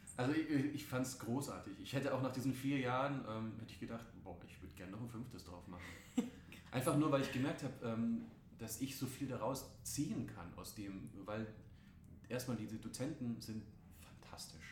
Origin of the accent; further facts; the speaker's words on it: Rosenheim, Bavaria, Germany; moved away; Also ich bin in Rosenheim aufgewachsen, mhm. da ganz unten in Bayern